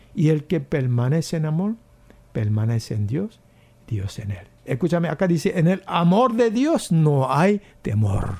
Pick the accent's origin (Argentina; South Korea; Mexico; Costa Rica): South Korea; Spanish is a second language; moved away as an adult; also born or lived in United States; now in Paraguay; donde viví eh, mis primeros 19 años en Corea